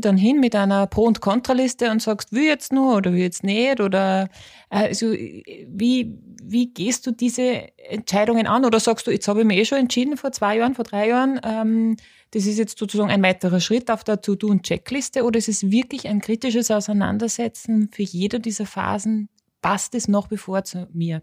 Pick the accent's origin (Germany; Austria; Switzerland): Austria; ich bin Österreicherin